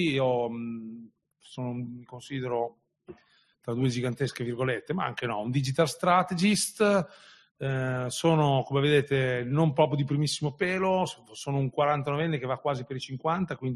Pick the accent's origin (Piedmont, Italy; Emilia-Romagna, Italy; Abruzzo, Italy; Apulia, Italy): Emilia-Romagna, Italy; una trasmissione locale qui in Romagna, io sono romagnolo anche se non si sente